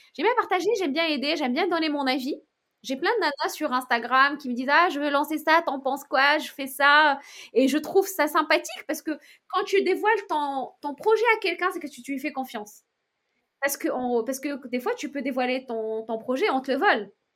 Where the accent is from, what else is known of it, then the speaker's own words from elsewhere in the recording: Morocco; now in France; vendre mes créations dans mon pays natal